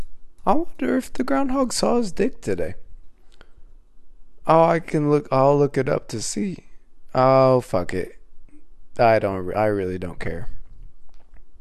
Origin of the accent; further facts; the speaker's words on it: Midwest, United States; I grew up in the Midwest, so it's real cold